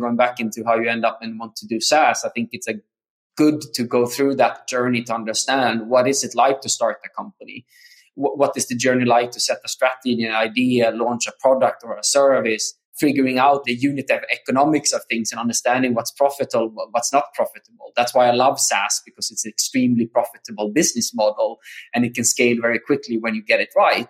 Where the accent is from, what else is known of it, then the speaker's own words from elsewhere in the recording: Sweden; moved away as an adult; also born or lived in South America / San Diego; I'm Swedish, born and raised in Sweden.